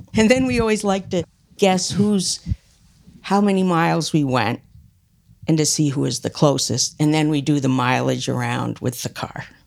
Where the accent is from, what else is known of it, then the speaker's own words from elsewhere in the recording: Middlebury, Vermont, United States; also born or lived in Illinois / upstate New York; I grew up in Middlebury